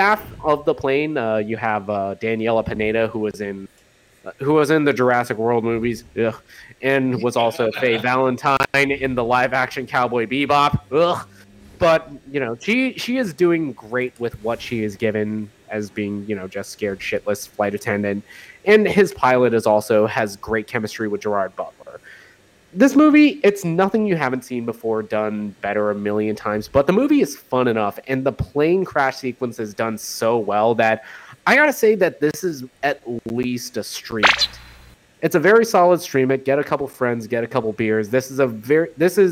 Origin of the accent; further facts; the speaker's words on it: Philippines; me being Filipino